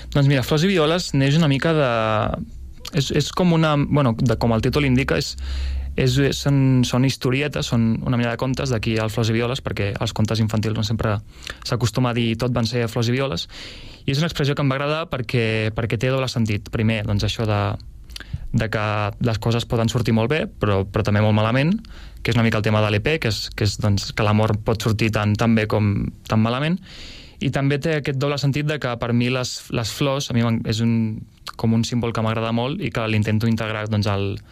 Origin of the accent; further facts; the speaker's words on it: Escaldes-Engordany, Andorra; moved away as an adult; now in Sabadell, Spain; vaig néixer aquí a Sabadell, però per feina del meu pare vam anar a viure a Andorra tota la família i clar, he viscut allà dels dos anys als 18.